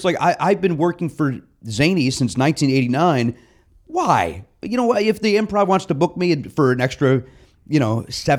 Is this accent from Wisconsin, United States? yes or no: no; near the Barrel of Laughs, Illinois, United States; I grew up right near the Barrel of Laughs